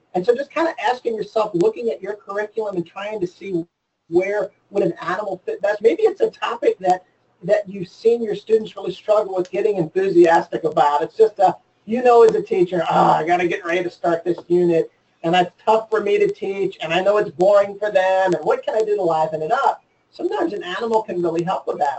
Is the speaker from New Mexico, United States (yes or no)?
no; Maryland, United States; I grew up in Maryland